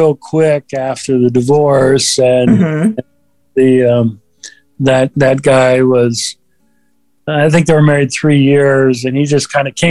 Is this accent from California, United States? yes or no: yes; California, United States; also born or lived in Minnesota; we grew up in Minnesota until I was five, and then we moved out to California